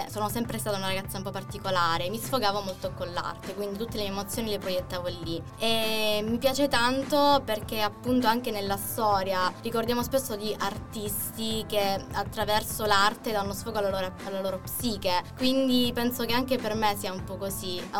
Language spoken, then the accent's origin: Italian; Mirto Crosia, Calabria, Italy; moved away as an adult; now in Chieti, Italy; ho 21 anni, sono calabrese, vengo da un piccolo paesino in provincia di Cosenza